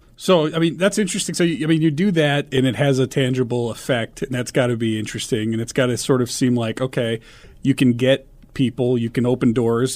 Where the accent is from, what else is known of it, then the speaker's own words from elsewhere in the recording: Omaha, Nebraska, United States; I grew up in Omaha